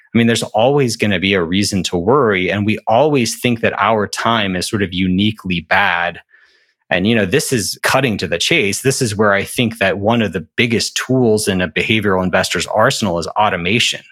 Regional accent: Alabama, United States; I'm from Alabama

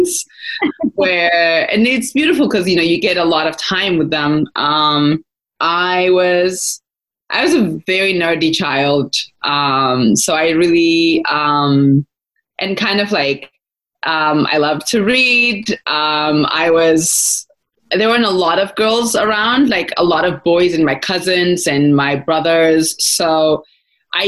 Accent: Adama, Oromia, Ethiopia; moved away as an adult; grew up in Ethiopia. So I grew up right outside of Addis in Adama. I lived there until I finished high school.

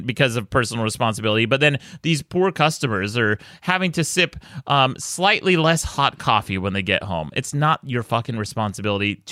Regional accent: Utah, United States; my home state of Utah

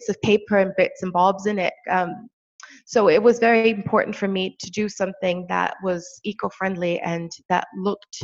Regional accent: Brazil; moved away; I'm originally from Brazil. So every time I go back home, there's this hill behind our house

